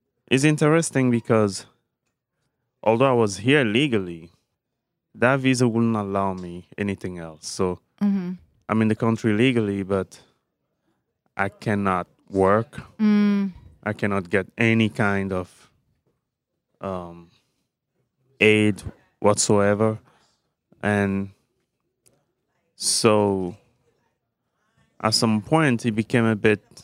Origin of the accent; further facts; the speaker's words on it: Togo; moved away as an adult; now in United States; I'm from West Africa, Togo.